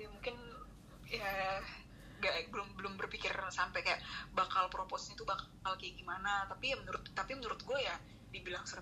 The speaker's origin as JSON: {"language": "Indonesian", "region": "North Sumatra", "country": "Indonesia", "said": "tapi kan padahal kita nih orang"}